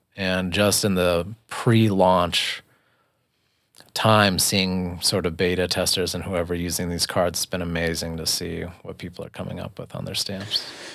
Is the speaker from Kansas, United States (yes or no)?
no; Boulder, Colorado, United States; now in Lyons, United States; I'm born and raised in Boulder